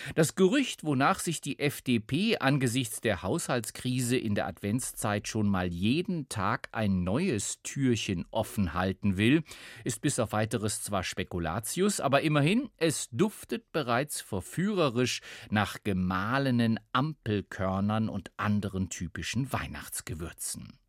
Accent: Germany; Hier bei uns in Deutschland

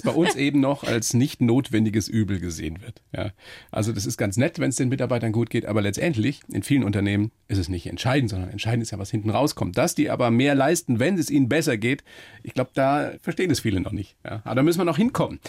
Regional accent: Germany; bei uns in Deutschland

